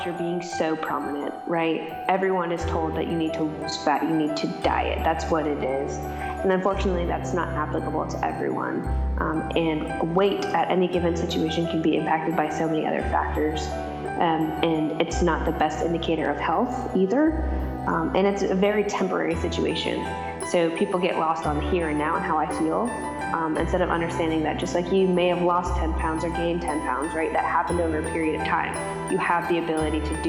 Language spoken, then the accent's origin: English; Vermont, United States; I'm from Vermont